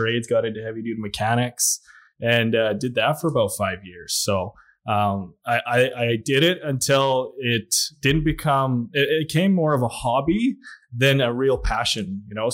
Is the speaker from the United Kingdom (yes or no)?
no; Williams Lake, British Columbia, Canada; moved away; also born or lived in Lac La Biche, Alberta; I was born in Williams Lake, BC.